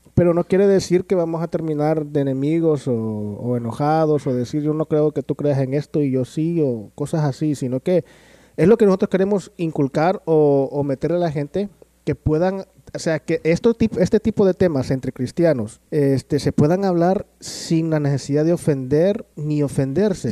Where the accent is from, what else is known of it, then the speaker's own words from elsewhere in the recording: El Salvador; now in Los Angeles, United States; soy de El Salvador también, se me olvidó que decir, comentar eso, soy de El Salvador.